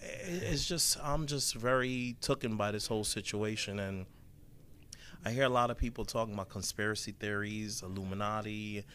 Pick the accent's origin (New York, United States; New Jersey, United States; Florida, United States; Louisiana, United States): Florida, United States; Orlando; from Orlando, Florida.